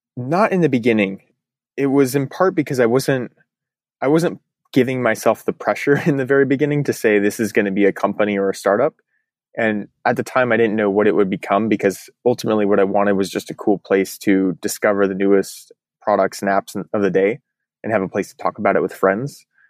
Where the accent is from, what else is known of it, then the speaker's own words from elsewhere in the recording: Eugene, Oregon, United States; moved away as an adult; also born or lived in Portland, Oregon; now in San Francisco, United States; I grew up in Eugene, went to the University